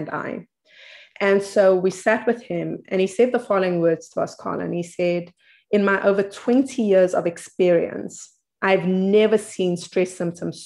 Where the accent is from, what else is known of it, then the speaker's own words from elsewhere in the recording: South Africa; I come from South Africa, a very interesting place